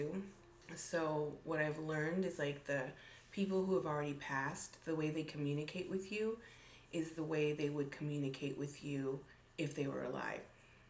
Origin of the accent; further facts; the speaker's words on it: Monterey, California, United States; I was born in California, Monterey.